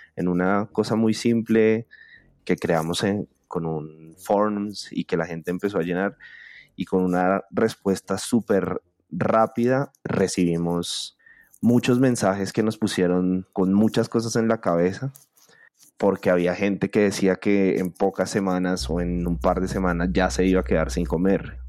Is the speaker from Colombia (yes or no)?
yes; Bogotá, Colombia; soy artista visual bogotano